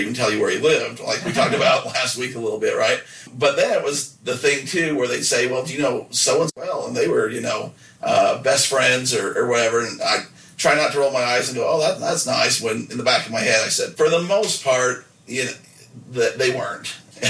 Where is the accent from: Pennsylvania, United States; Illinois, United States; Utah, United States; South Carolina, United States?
Utah, United States; Nephi; they know I'm from Nephi, and I've been honest and said, yeah, this is where I grew up